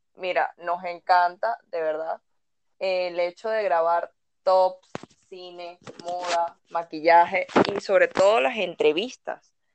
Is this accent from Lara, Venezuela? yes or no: no; Caracas, Capital District, Venezuela; nací en Caracas un 6 de noviembre. Em, he vivido toda mi vida en Caracas